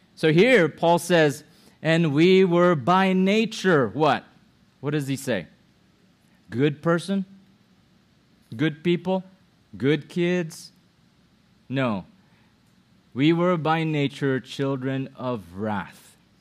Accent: Philippines; now in United States; my mom is a Filipino. My dad is a Filipino. I was born in the Philippines

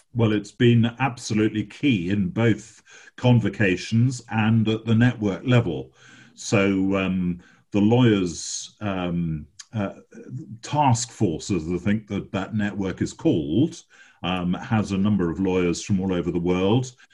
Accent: England, United Kingdom; as an Englishman

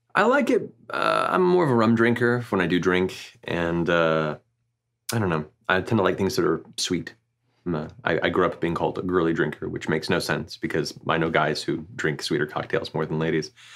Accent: Central Florida, United States; Originally, I grew up in Florida, like Central Florida

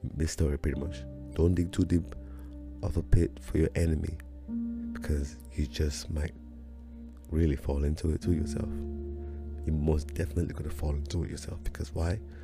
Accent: Nigeria; now in United States; my journey from Nigeria coming to the United States

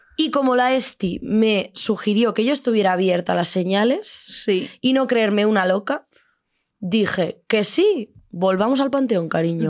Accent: Extremadura, Spain; moved away; Yo llego a mi pueblo de Extremadura, de la Deep Extremadura.

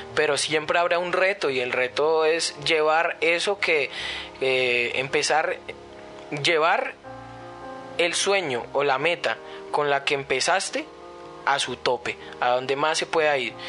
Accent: Colombia; Nosotros los colombianos

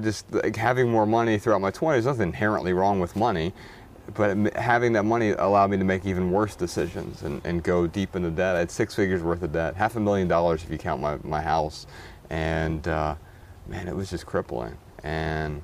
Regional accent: Dayton, Ohio, United States; I grew up really poor in Dayton, Ohio, and was just raised by an alcoholic single mother

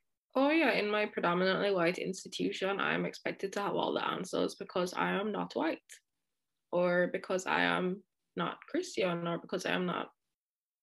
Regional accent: Jamaica; now in Paris, France; I also speak Patois because I'm Jamaican and I grew up in Jamaica

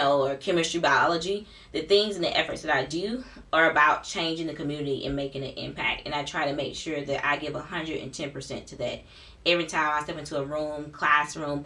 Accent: Eatonton, Georgia, United States; born and raised in Eatonton, Georgia

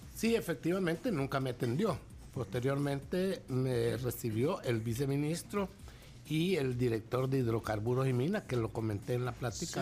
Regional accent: El Salvador; yo aquí, en mi cancha, este es mi charco, este es mi país

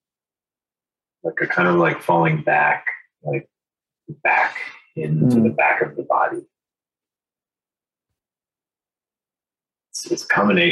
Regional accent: New Hampshire, United States; because I grew up in New Hampshire

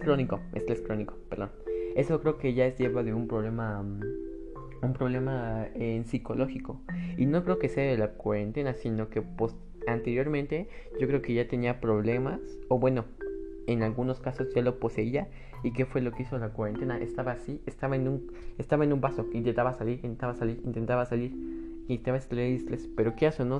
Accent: Mexico; yo lo veo en mi país, México

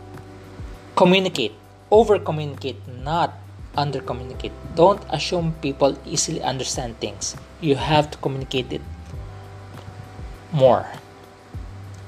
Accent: Philippines; there is also such a thing as a Filipino English. We have a way of different way of understanding it also.

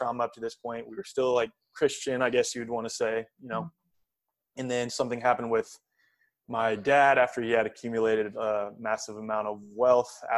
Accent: United States; growing up in the United States

